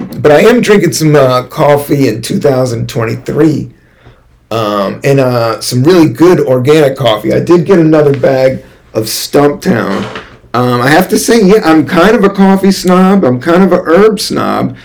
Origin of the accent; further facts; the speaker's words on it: Washington, District of Columbia, United States; also born or lived in Virginia / California; now in New York City, United States; my home state, Washington, D.C. Not Virginia. I did live in Virginia for a minute.